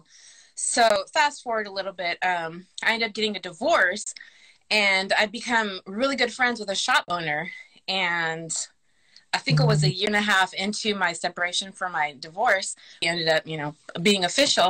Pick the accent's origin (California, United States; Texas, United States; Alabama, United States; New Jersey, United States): California, United States; Long Beach; I grew up in Long Beach, California